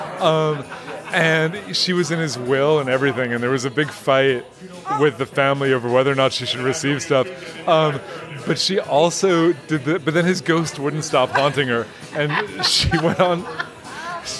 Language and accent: English; New York City, New York, United States; growing up on the Upper East Side